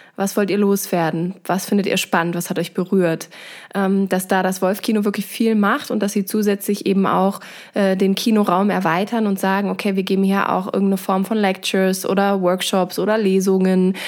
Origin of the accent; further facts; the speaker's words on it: Germany; now in Dresden, Germany; wir als Europäer oder insbesondere auch als ähm, Deutsche